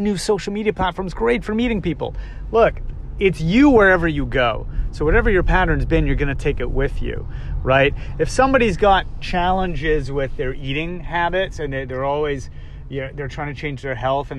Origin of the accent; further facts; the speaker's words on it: Toronto, Ontario, Canada; I grew up in Toronto